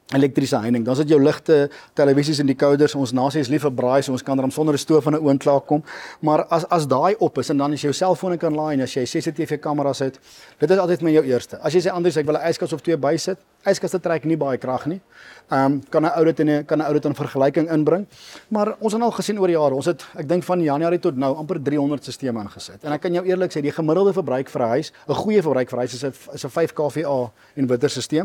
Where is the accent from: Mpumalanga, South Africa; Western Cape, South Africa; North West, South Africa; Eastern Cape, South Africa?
Mpumalanga, South Africa; ek is altyd gebore gedoop in Geneek in Mpumalanga, dis waar ons groot geword het.